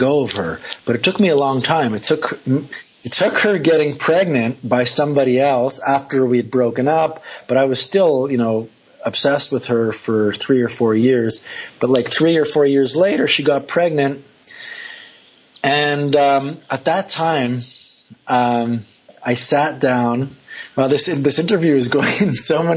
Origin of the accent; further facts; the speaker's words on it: Montreal, Quebec, Canada; I'm from Canada. I'm from Montreal.